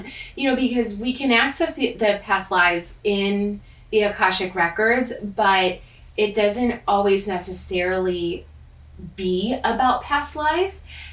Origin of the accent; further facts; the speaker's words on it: Chicago, Illinois, United States; accent: American / Chicagoan; I say it very American / Chicagoan.